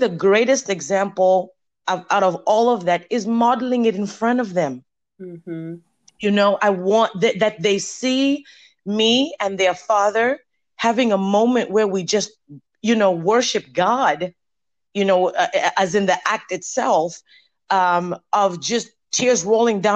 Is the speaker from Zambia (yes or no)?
yes; Zambia; moved away as an adult; now in United States; Before I came to the U.S., I think it's 21 years ago now. I'm originally from Zambia, Africa